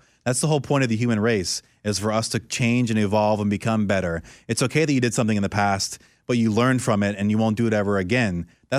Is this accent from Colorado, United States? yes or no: no; Orlando, Florida, United States; growing up in Orlando, there's Discovery Cove and there's SeaWorld and all these things, and that's like a big thing